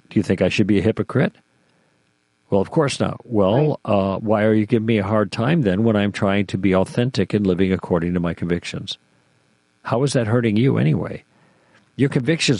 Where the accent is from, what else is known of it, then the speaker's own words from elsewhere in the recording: Chicago, Illinois, United States; moved away as an adult; also born or lived in Michigan; now in California, United States; I grew up in Chicago